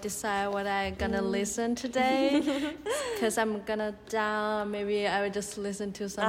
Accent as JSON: {"language": "English", "country": "China", "second_language": "English", "said": "I'm from China."}